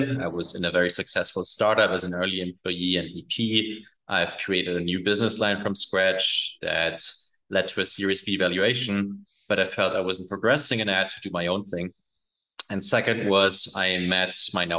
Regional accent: Germany; also born or lived in Mexico City, Mexico / United States; now in Roatan, Honduras; Originally, I'm from Germany.

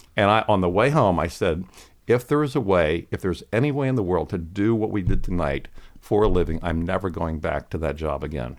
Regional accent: Lancaster County, Pennsylvania, United States; I grew up in Lancaster County, Pennsylvania

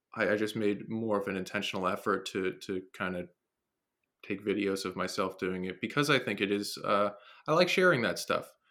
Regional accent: New Jersey, United States; Born and raised in New Jersey

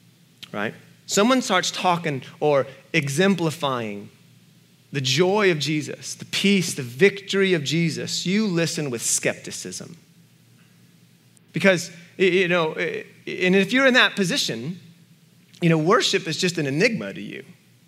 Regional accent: Atlanta, Georgia, United States; born there; I was born in Atlanta, for goodness sake, right?

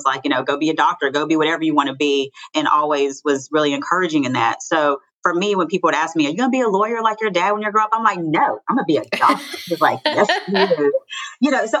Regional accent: Hickory, North Carolina, United States; I'm from Hickory, North Carolina, born and raised

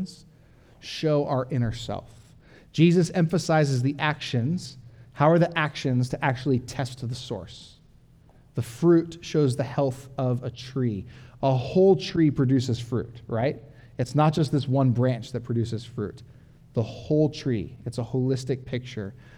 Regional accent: Orange County, California, United States; moved away; I'm from Orange County, where I had like cement city, like my backyard was like the size of this podium

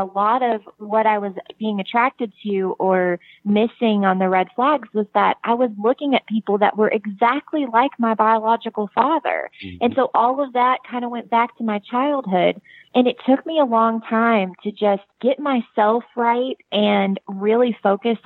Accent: United States; accent: country

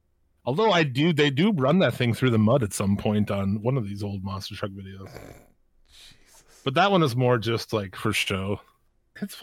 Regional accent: United States; since I'm from America.

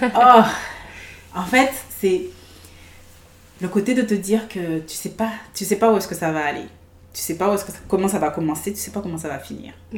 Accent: Guadeloupe; also born or lived in France; now in Vancouver, Canada; je suis née en Guadeloupe, dans les Caraïbes.

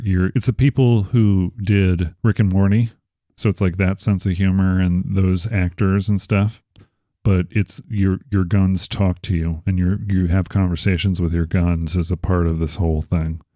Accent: Chicago, Illinois, United States; moved away; also born or lived in Arizona; I'm from Chicago

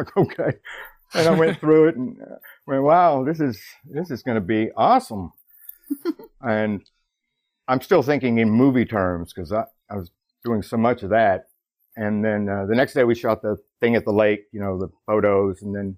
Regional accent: Texas, United States; I'm from Texas, too, by the way.

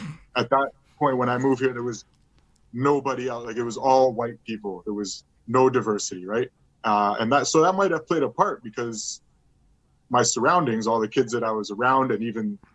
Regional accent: Montreal, Quebec, Canada; now in Burlington, Canada; growing up in Montreal

